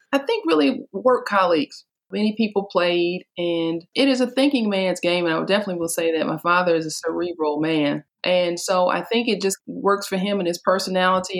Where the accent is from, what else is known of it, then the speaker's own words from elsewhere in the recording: Detroit, Michigan, United States; I grew up in Detroit, Michigan